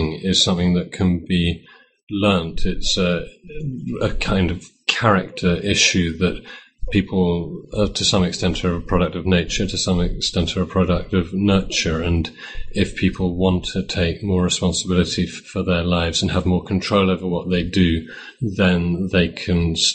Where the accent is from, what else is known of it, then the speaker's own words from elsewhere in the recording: United Kingdom; moved away as an adult; also born or lived in Cambridge; now in Poland; I'm British and went to Cambridge between 1985 and 1988, reading economics. In 1991, I moved to Poland